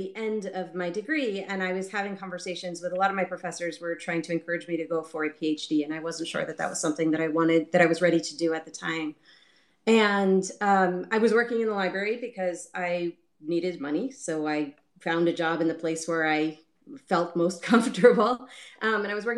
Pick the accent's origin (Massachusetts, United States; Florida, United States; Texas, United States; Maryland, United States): Maryland, United States; Baltimore; I grew up in Baltimore